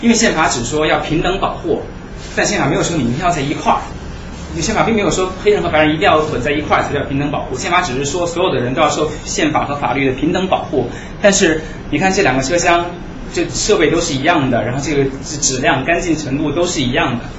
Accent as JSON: {"language": "Chinese", "country": "China", "said": "这个这个这个是对我们中国人来讲是一个非常侮辱性的一个一个段子啊。"}